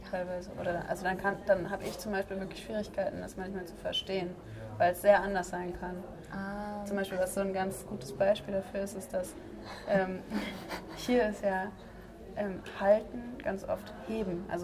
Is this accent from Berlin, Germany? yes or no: yes; Berlin, Germany; now in Tübingen, Germany; ich komme ursprünglich aus Berlin.